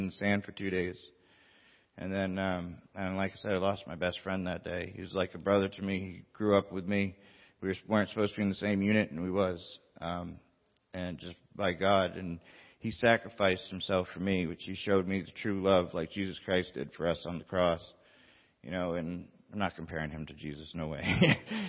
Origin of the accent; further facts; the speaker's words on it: Bar Harbor, Maine, United States; moved away; I'm from Maine. I'm from Bar Harbor, Maine, a little island off the coast of Maine